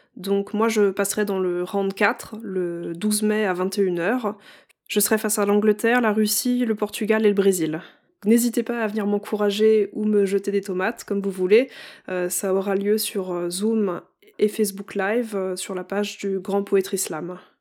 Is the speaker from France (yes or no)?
yes; Champagne-Ardenne, Grand Est, France; now in Paris region, France; j'ai grandi en Champagne-Ardenne, entre le champagne, les tracteurs et les OGM